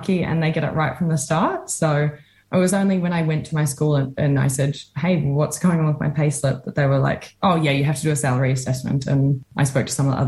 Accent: Australia; also born or lived in Dunedin, New Zealand; now in Wellington, New Zealand; I'm from Australia

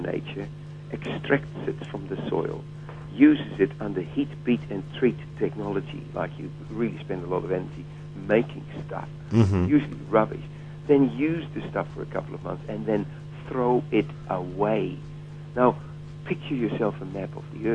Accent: Jakarta, Indonesia; also born or lived in Borneo; now in Dunedin, New Zealand; I was born not in Borneo, but in Jakarta.

